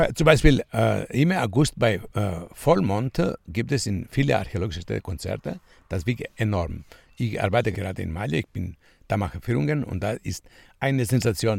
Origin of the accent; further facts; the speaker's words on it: Kritsa, Crete, Greece; German is a second language; Ich komme aus Kritza, ich bin Kreta geboren und ich bin Fremdenführer von Beruf